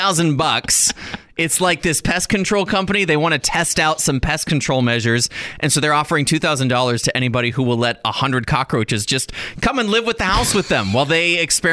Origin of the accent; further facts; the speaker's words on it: Texas, United States; I grew up in Texas around pecan trees.